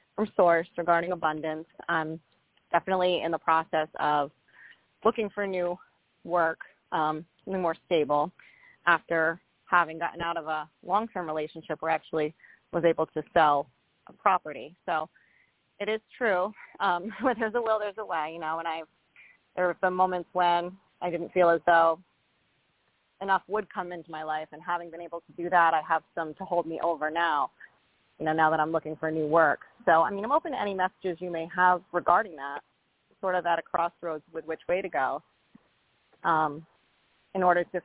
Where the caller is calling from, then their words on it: Rhode Island, United States; I'm calling from Rhode Island.